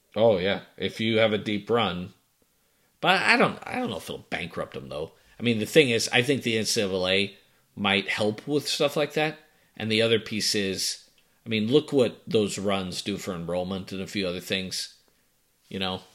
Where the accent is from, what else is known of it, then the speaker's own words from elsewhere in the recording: Boston, Massachusetts, United States; moved away; you and I grew up in Boston